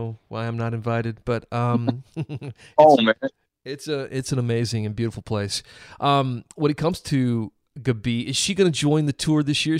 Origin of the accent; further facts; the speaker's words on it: South Carolina, United States; now in Nashville, United States; I was in South Carolina, my home state